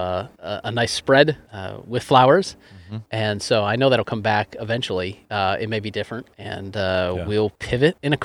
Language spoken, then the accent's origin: English; East Coast, United States; moved away; I am originally from the East Coast